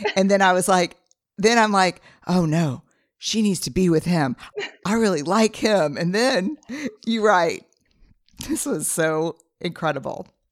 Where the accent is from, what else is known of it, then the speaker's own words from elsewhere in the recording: Texas, United States; Fifth generation Texan